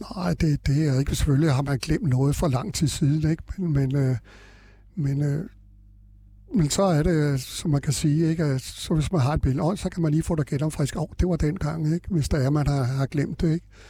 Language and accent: Danish; Frederiksberg, Capital Region of Denmark, Denmark; Jeg kommer her fra Frederiksberg, eller fra København, ikke? Altså Frederiksberg, jeg har boet på Frederiksberg øh, øh, hele mit liv